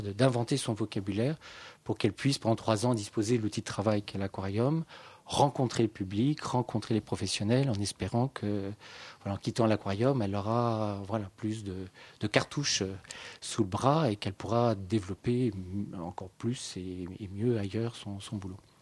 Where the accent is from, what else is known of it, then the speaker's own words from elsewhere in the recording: Paris, Île-de-France, France; also born or lived in Saint-Étienne; je suis parisien